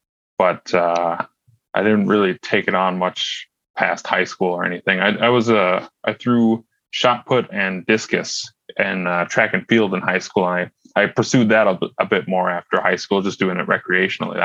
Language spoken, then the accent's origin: English; Red Lake Falls, Minnesota, United States; also born or lived in Fargo; I grew up in Red Lake Falls, Minnesota, which is only about 40 minutes east of Grand Forks